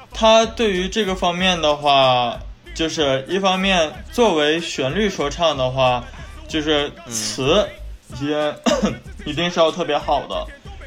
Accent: Northeast China, China; accent: Northeastern; 作为东北人的话，我会嗯。加一些东北的口音进去

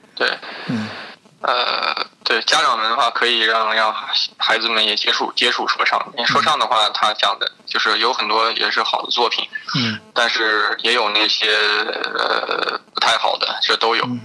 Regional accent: Shanxi, China; moved away as an adult; now in Germany; 我是山西人

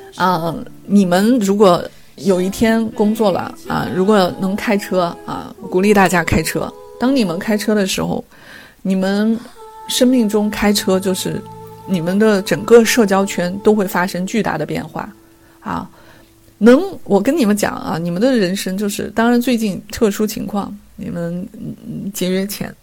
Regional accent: China; 我们中国人

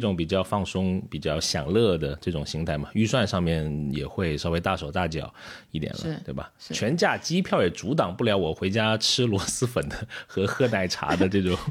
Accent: China; 尤其是春节这样一个我们中国人觉得非常重要的节日

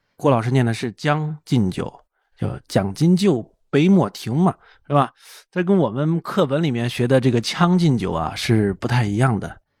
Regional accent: Sichuan, China; 我家乡四川啊

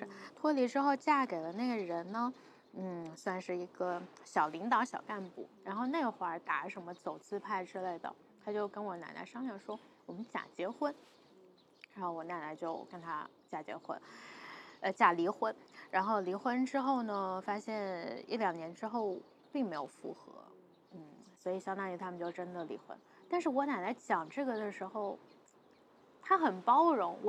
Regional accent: Taiyuan, Shanxi, China; 对，山西人。

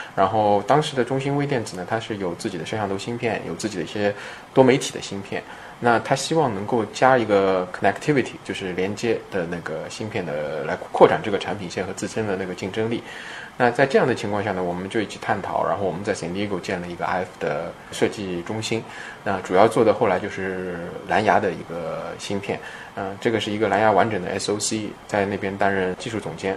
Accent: China; moved away as an adult; also born or lived in United States / California; 当然我是中国人嘛

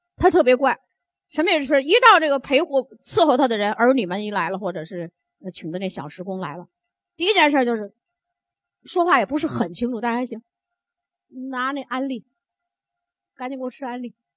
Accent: Northeast China, China; 我们北方人，特别我们东北人 都很聪明，也挺爱美，性格也很豪爽

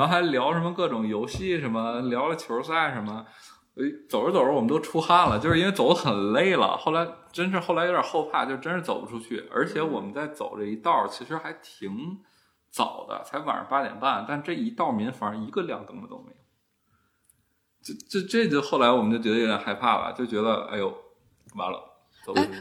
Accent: Beijing, China; 虽然我爸妈是原来是东北人，但是其实他们也是年轻时候就来北京了

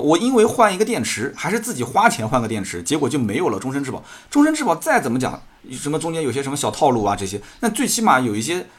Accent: Jiangsu, China; 作为一个江苏人也挺自豪

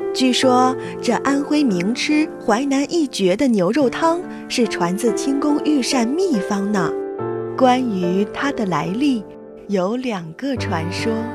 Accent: Huainan, Anhui, China; 我的家乡安徽省淮南市

